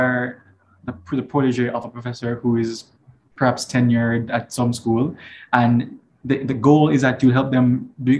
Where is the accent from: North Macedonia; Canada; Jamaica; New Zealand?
Jamaica; Kingston; now in California, United States; I grew up in Jamaica, of course. I'm very much Jamaican